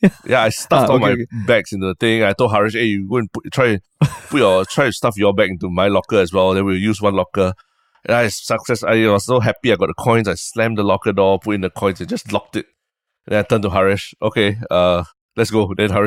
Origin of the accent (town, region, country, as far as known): Singapore